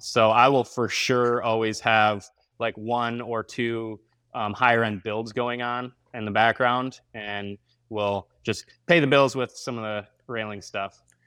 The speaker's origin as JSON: {"language": "English", "town": "Grand Rapids", "region": "Michigan", "country": "United States", "said": "I am from Grand Rapids, Michigan"}